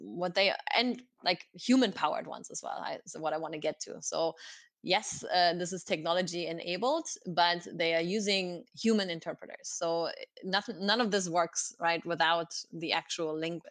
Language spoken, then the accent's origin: English; Oberhausen, North Rhine-Westphalia, Germany; English is a second language; moved away as an adult; also born or lived in Galway, Ireland; It's my hometown. It's called Oberhausen